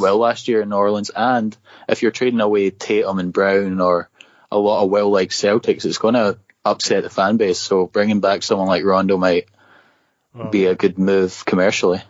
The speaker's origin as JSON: {"language": "English", "region": "Scotland", "country": "United Kingdom", "moved": "as an adult", "lives_now": "State College, United States", "said": "I'm actually from Scotland"}